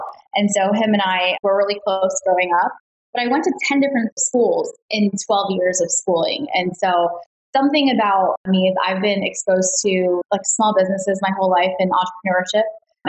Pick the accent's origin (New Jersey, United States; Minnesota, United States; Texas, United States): Texas, United States; Dallas; also born or lived in Chicago; Yeah, so I grew up in Dallas, Texas, actually, but I moved everywhere. So I was actually born in Chicago.